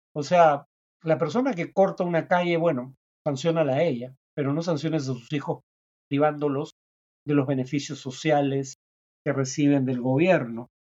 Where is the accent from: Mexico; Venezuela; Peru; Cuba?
Peru